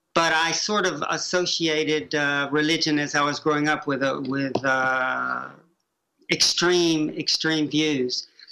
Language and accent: English; Chattanooga, Tennessee, United States; Growing up in Prairie Peninsula, Chattanooga, Tennessee